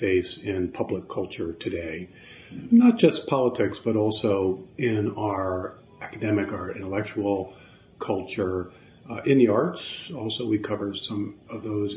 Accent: Baltimore, Maryland, United States; I was Episcopalian, grew up in Baltimore, Maryland

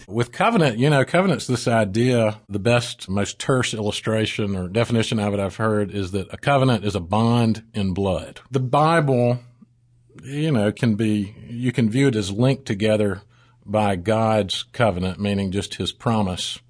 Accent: South Mississippi, United States; moved away as an adult; also born or lived in Saint Louis, Missouri / Austin, Texas; now in Birmingham, United States; We moved to Mississippi, where I grew up in South Mississippi, went to school at Ole Miss

